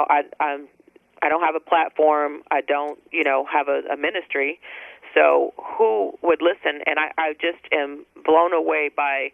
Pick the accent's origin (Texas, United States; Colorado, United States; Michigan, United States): Texas, United States; San Antonio; moved away as an adult; also born or lived in Dallas; I moved from San Antonio, my hometown, after a divorce, and moved to Dallas